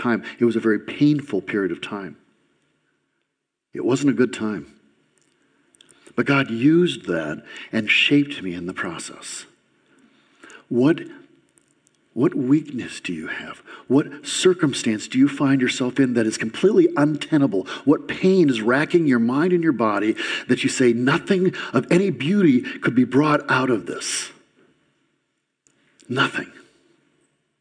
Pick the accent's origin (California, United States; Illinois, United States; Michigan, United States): Michigan, United States; Lansing; also born or lived in Grass Lake, Michigan; When I was a kid, I grew up in Lansing, and for the first 10 years of my life, I was in an environment that was perfect in many ways.